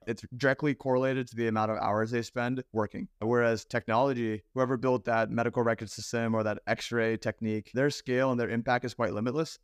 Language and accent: English; Baltimore, Maryland, United States; I grew up in Baltimore